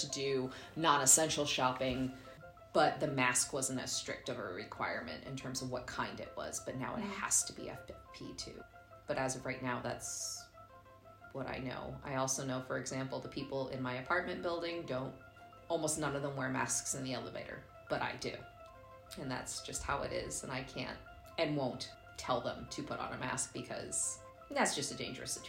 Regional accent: United States; moved away as an adult; now in Germany; as an American

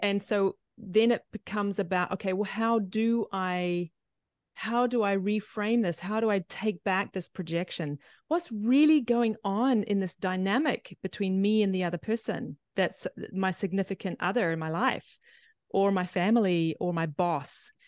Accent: New Zealand; but I'm from New Zealand

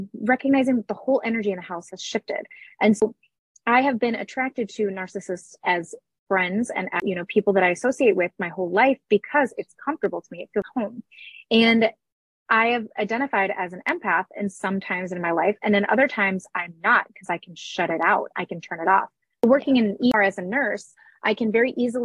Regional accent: Minnesota, United States; I'm also from Minnesota, which is a northern state

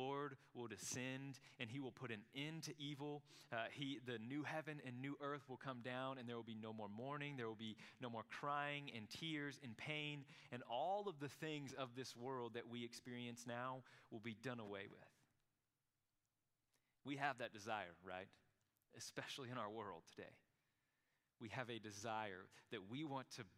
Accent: Krum, Texas, United States; I'm from Crum

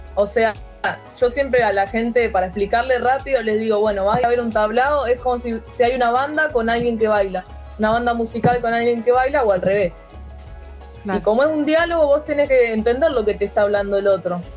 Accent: Allen, Río Negro, Argentina; yo soy de la ciudad de Allen. Empecé en un oh. instituto privado de allá

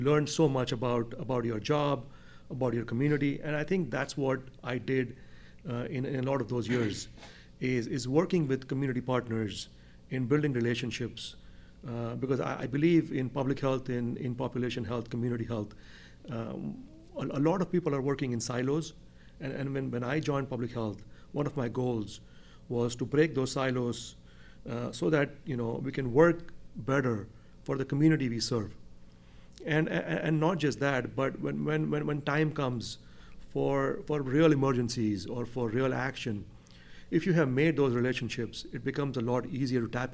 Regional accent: Mumbai, Maharashtra, India; moved away as an adult; now in Champaign, United States; I was born and brought up in Mumbai, India. Did all of my schooling in Mumbai as well.

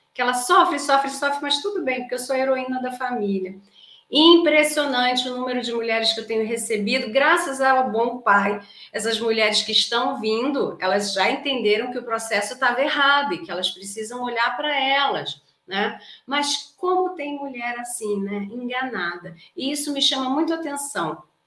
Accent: Rio de Janeiro, Brazil; accent: carioca; não é um S, é um X, porque eu sou carioca. Então eu falo Carlas

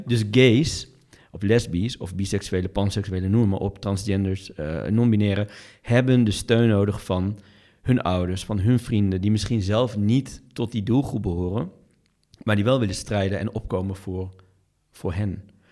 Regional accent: Doetinchem, Gelderland, Netherlands; de stad als Doetinchem, toevallig waar ik vandaan kom

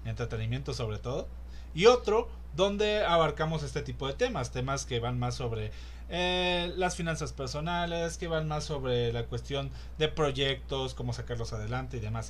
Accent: Mexico; aquí en México

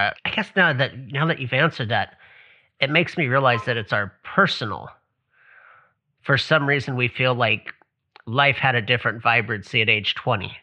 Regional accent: Hawaii, United States; I'm from Hawaii

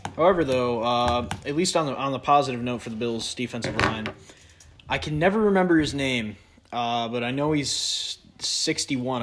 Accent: New York, United States; I'm from New York

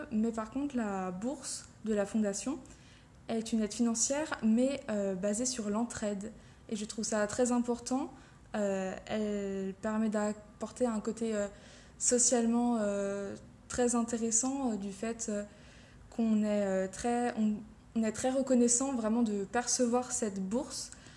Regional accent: Beaune, Bourgogne-Franche-Comté, France; moved away as an adult; now in Strasbourg, France; je viens de Côte d'Or, de Beaune plus précisément, et je suis venue à l'université de Strasbourg pour la faculté de chirurgie dentaire

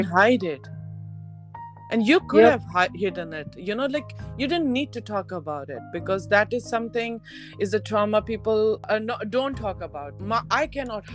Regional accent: Delhi, India; we both are born and brought up in Delhi

